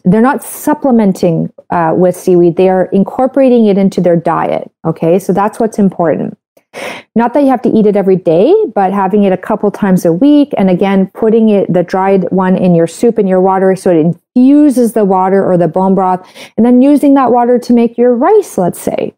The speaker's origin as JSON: {"language": "English", "country": "Canada", "said": "I'm a Canadian medical doctor"}